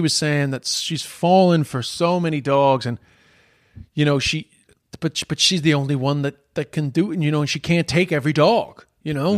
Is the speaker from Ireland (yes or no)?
yes; Ireland; moved away; also born or lived in China